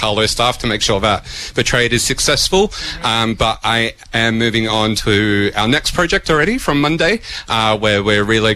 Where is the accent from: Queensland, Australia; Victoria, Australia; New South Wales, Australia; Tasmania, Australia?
Victoria, Australia; Melbourne; moved away as an adult; also born or lived in Sydney, Australia; now in Dublin, Ireland; born and raised in Melbourne, but lived in Sydney for the last 8 years.